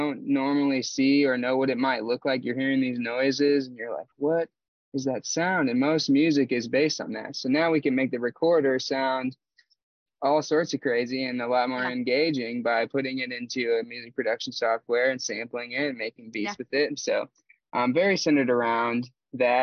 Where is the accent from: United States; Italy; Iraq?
United States; Indiana; moved away; also born or lived in Colorado; And Boredom Fest was for my hometown. We went back to Indiana with the friends I made in Colorado